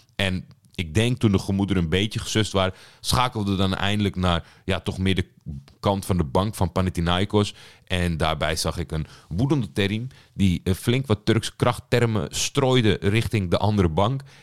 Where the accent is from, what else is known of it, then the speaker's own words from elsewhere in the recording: Netherlands; Ik ben natuurlijk opgegroeid in Nederland